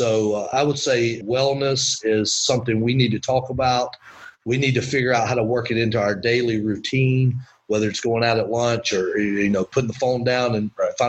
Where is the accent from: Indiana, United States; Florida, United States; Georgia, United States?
Georgia, United States; Winder; And then the other part of that I learned growing up in Winder was a sense of community pride.